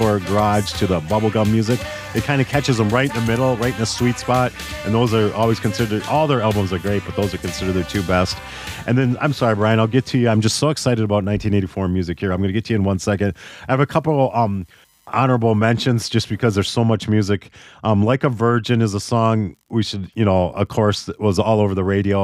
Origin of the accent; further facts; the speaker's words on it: Minneapolis, Minnesota, United States; growing up in Minneapolis that year, 84